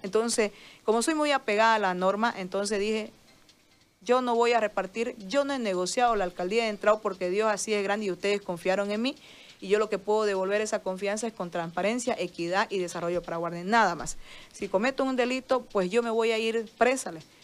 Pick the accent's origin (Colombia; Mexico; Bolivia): Bolivia; yo soy boliviana primero, este es mi país